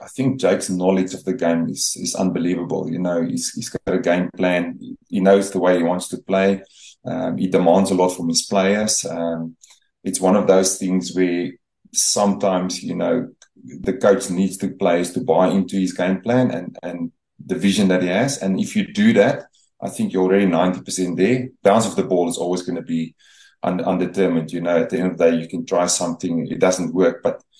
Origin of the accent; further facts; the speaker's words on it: South Africa; they sort of adopted you, South African team, and everything was branded in that area for us being South African.